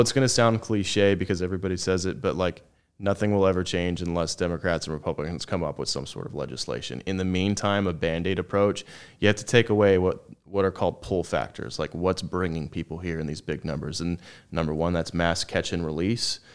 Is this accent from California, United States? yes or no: yes; Orange County, Southern California, United States; also born or lived in Texas; I was born and raised in SoCal, but down in Orange County